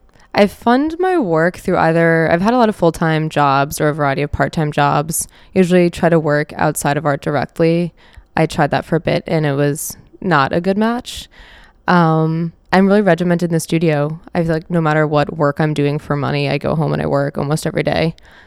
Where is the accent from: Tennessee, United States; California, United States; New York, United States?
New York, United States; Long Island; I grew up on Long Island.